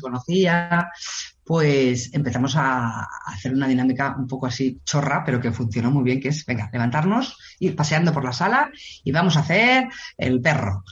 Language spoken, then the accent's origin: Spanish; Barcelona, Catalonia, Spain; yo soy de Barcelona